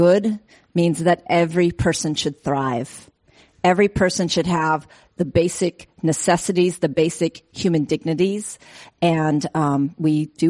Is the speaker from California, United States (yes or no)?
yes; Oakland, California, United States; my dream for Oakland, it's my hometown. It's where I was born and raised.